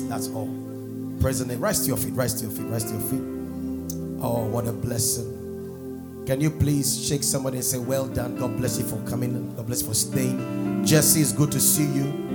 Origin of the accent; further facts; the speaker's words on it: Nigeria; I was brought up in Nigeria